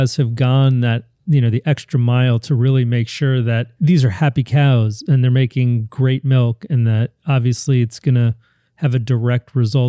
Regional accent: New York, United States; as I was growing up in New York in an Italian family

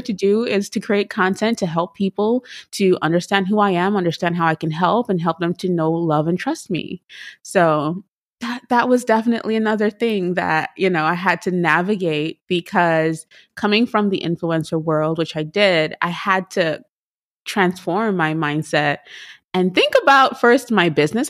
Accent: Trinidad & Tobago; moved away; I am from Trinidad and Tobago.

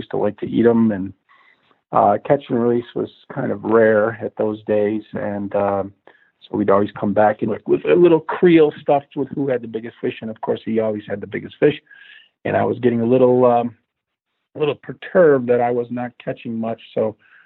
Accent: Niagara Falls, New York, United States; now in Michigan, United States; I was brought up in Niagara Falls, New York

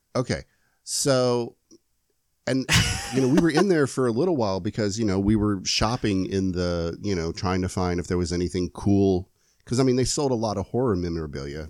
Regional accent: Lakeland, Florida, United States; now my hometown is Lakeland. Lakeland, Florida

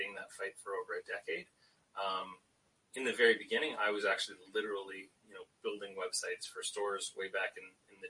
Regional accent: London, Ontario, Canada; also born or lived in Toronto; I moved 2 hours down the road to London, Ontario, which is my hometown

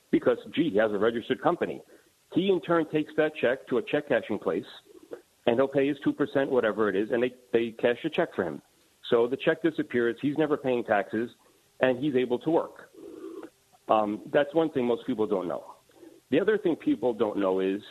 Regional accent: New York City, New York, United States; growing up in Queens, New York, I've been around illegal immigrants my entire life.

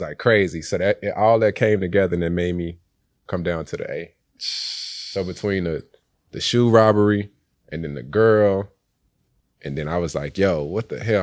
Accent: Helena, Arkansas, United States; I started being raised in, uh, Helena.

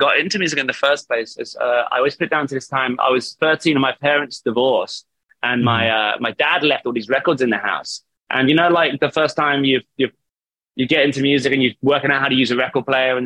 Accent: Southampton, South East England, United Kingdom; moved away as an adult; now in Manchester, United Kingdom; I'm from Southampton, which is from the very bottom coast of the UK.

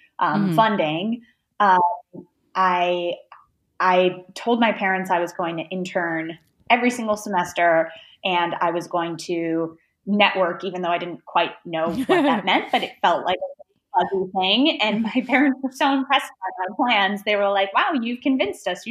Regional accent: Detroit, Michigan, United States; I grew up in Metro Detroit. I went to public school there

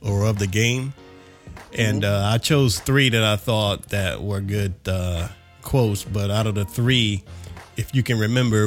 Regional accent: South Carolina, United States; born and raised in South Carolina

